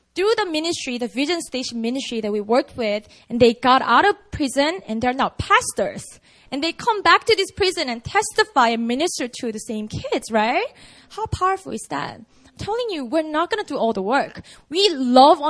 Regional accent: Busan, South Korea; Busan, that's my hometown

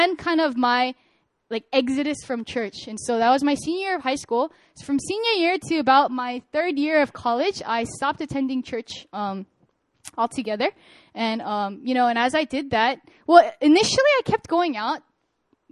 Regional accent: California, United States; moved away as an adult; now in Korea; I'm a Korean-American. I'm born and raised in California.

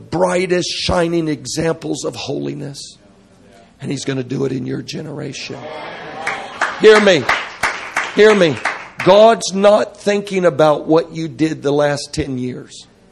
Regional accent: Florida, United States; I grew up in Florida.

